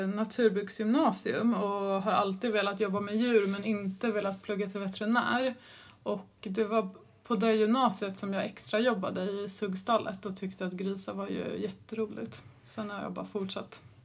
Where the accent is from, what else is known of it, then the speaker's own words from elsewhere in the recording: Stockholm, Stockholm County, Sweden; moved away as an adult; also born or lived in Alnarp; född och uppväxt i Stockholm